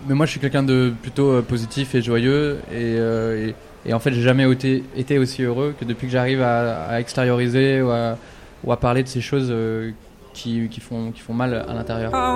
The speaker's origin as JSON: {"language": "French", "country": "France", "said": "je suis français"}